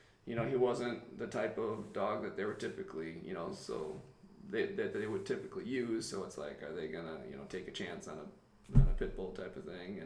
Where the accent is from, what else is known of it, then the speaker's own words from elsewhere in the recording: Illinois, United States; moved away; my hometown of Illinois